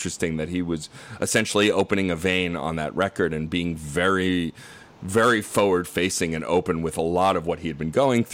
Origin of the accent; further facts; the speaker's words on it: United States; growing up in America myself